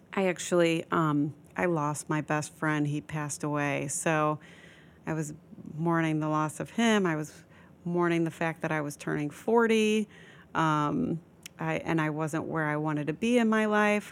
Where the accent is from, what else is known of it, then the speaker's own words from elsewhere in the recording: Midwest, United States; moved away as an adult; also born or lived in Florida / Los Angeles; now in New York, United States; I was born and raised in the Midwest